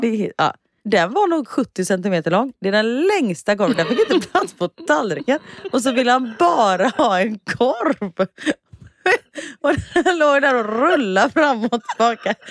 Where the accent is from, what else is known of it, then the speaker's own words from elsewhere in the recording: Gothenburg, Västra Götaland, Sweden; jag är göteborgare